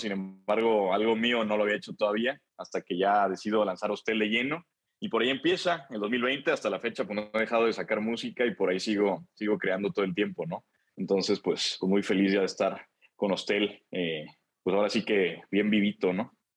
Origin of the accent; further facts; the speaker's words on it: Celaya, Guanajuato, Mexico; allá en Celaya, yo soy de Celaya